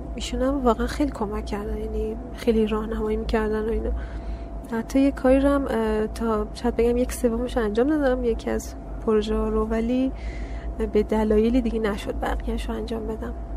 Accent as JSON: {"language": "Persian", "town": "Karaj", "region": "Alborz", "country": "Iran", "tie": "born or raised there", "also_born_or_lived": "Savojbolagh, Iran / Daykundi, Afghanistan (ancestry)", "said": "اینجا به دنیا اومدم ایران شهرستان ساباج بلاغ بعد توی کرج هم بزرگ شدم کل زندگیم همونجا بوده"}